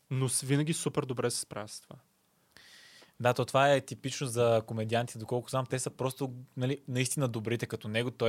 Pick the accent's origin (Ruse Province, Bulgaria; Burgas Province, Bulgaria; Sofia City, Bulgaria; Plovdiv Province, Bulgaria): Burgas Province, Bulgaria; Burgas; born there; now in Sofia, Bulgaria; да, но съм роден в Бургас. На личната карта пише роден в Бургас.